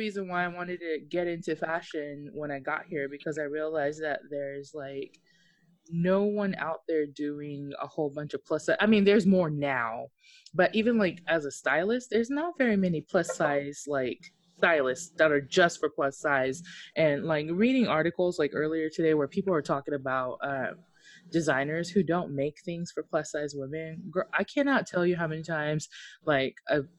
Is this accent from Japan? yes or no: yes; Japan; Mine was like crazy because I grew up in Japan, and so for those of you who don't know, I'm half Okinawan.